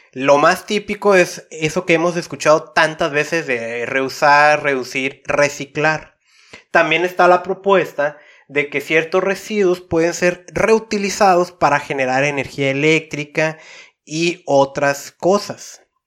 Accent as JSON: {"language": "Spanish", "town": "Tijuana", "region": "Baja California", "country": "Mexico", "said": "Yo vengo de una ciudad de Tijuana"}